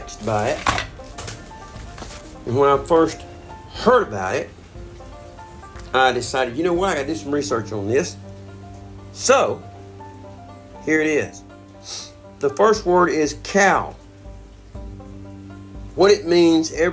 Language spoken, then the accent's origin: English; the South, United States; I'm from the South